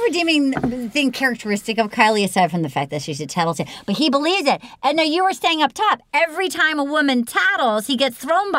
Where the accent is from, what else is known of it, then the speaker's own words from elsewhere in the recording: New England, United States; I mean, growing up in New England, if you were like, my feelings are hurt over people, it would be such